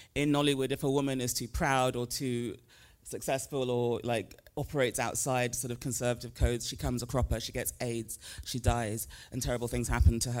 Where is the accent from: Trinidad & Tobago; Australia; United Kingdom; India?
United Kingdom; moved away as an adult; also born or lived in Nigeria; now in United States; even though I grew up in the U K and currently live in the States